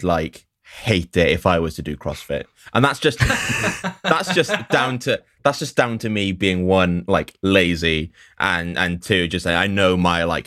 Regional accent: Llanelli, Wales, United Kingdom; now in Cardiff, United Kingdom; Coming from Llanelli

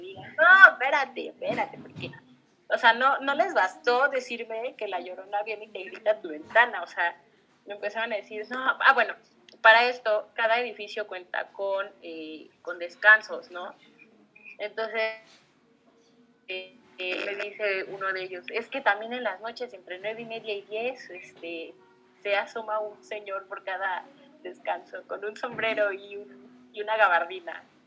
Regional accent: Xalapa, Veracruz, Mexico; moved away as an adult; viví aquí, pero pues que crecí en Jalapa

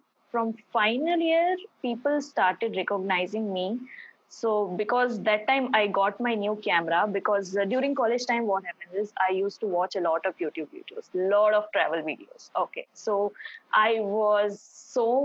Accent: Bhilai, Chhattisgarh, India; also born or lived in Bangalore; I am from Bhilai, Chhattisgarh

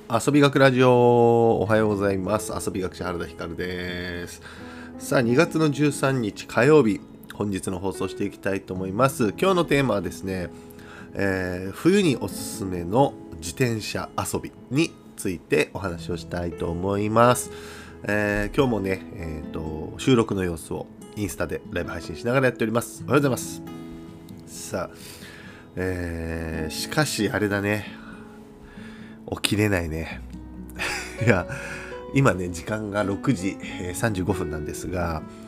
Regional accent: Kyushu, Japan; 僕ら九州人は

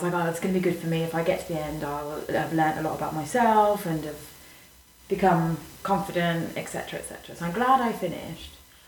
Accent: Leicester, East Midlands, United Kingdom; moved away as an adult; now in Madrid, Spain; from Leicester

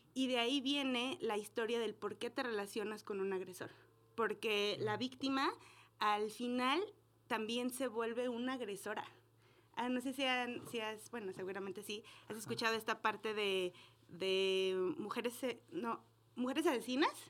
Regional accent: Aguascalientes, Mexico; Aguascalientes es, yo soy de aquí

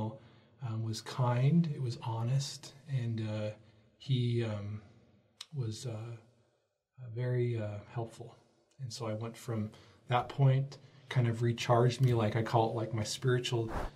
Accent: Salt Lake City, Utah, United States; moved away as an adult; also born or lived in Bountiful, Utah / Uruguay; now in Dallas, United States; I am from Utah. I actually grew up downtown Sugar House area, and then we moved to Bountiful.

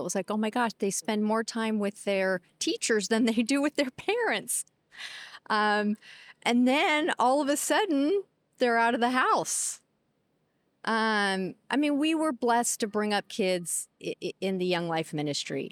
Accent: Seattle, Washington, United States; I'm, I'm born and raised in Seattle with some, um, detours other places

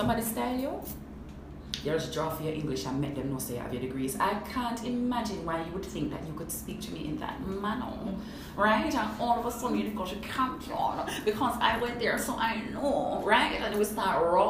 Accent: Linstead, Saint Catherine, Jamaica; also born or lived in Kingston, Jamaica; I grew up in Lindstedt, St. Catherine, from birth to maybe about 11-12. I moved into Kingston

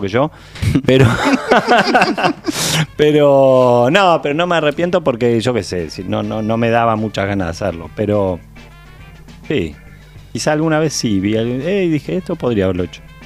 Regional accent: Uruguay; soy un actor uruguayo

